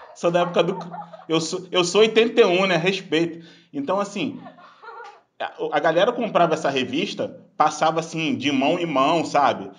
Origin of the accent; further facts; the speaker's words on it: Baixada Fluminense, Rio de Janeiro, Brazil; eu cresci na Baixada Fluminense